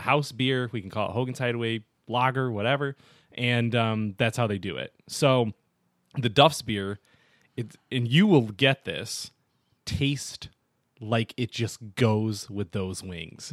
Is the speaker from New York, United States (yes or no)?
yes; Olean, New York, United States; also born or lived in Buffalo, New York; now in Rochester, United States; I was just in Olean, which is where my hometown is